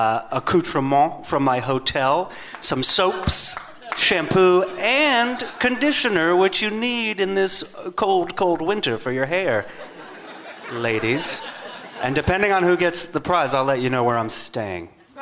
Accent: California, United States; I'm from California.

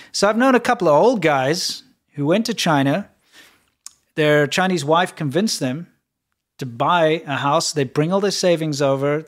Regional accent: South Africa; moved away; growing up in South Africa

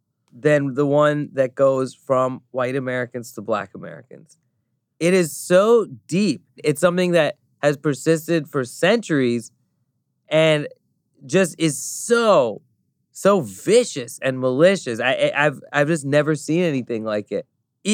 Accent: Thailand; now in United States; I grew up in Thailand. I'm from a Pakistani family. You know, I lived in the United States for 20 some years now.

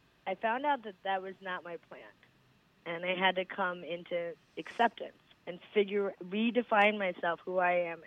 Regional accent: United States; born or raised there; also born or lived in India

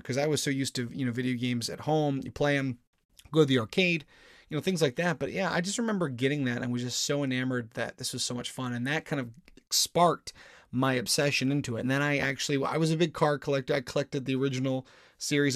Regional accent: Maryland, United States; moved away; I was living in, growing up in Maryland at the time, in my home state

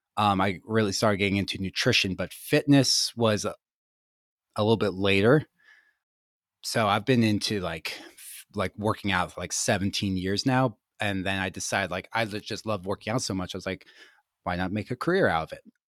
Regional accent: Gettysburg, Pennsylvania, United States; I grew up in Gettysburg, Pennsylvania, super rural

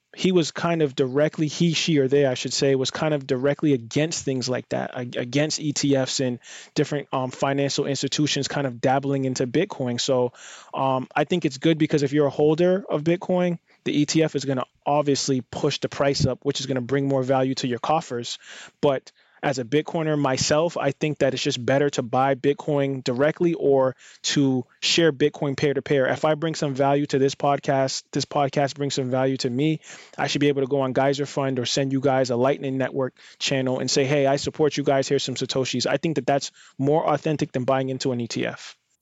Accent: United States; being an American or being in, like, a more privileged position in most of the population on the planet just from where I'm born and located

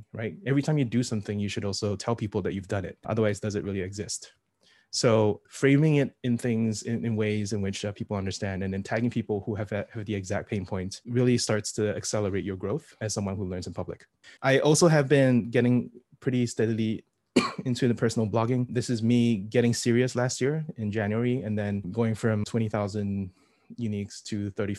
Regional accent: Singapore; I'm from Singapore

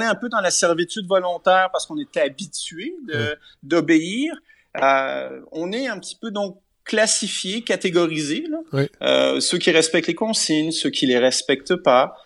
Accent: Quebec, Canada; en tant que Québécois

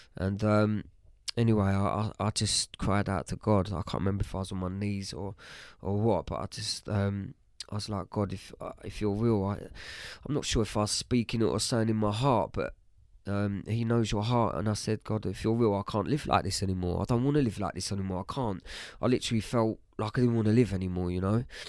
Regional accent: Bishop's Stortford, East of England, United Kingdom; also born or lived in Harlow / Stansted Mountfitchet; I was born in Harlow, uh, lived in Harlow, um, till I was about seven. um, moved to Stansted Mount Fidget, which is just outside of Bishop's Stortford

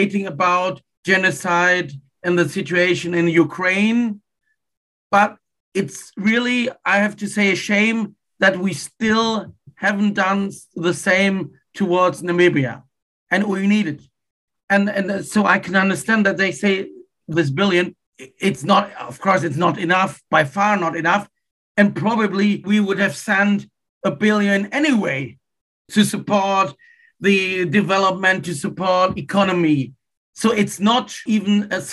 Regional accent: Wuppertal, North Rhine-Westphalia, Germany; my hometown, Wuppertal.

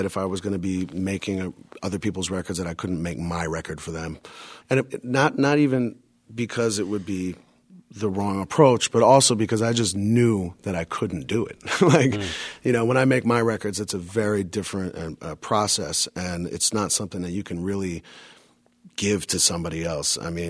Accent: New York, United States; And, and you know, for being a New Yorker, that was more identifiable to me than any other type of music at the time.

